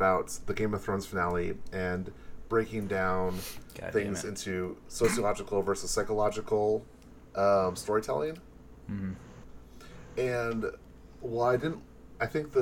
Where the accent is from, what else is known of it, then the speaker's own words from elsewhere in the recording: Detroit, Michigan, United States; I'm from Detroit. I'm a city boy.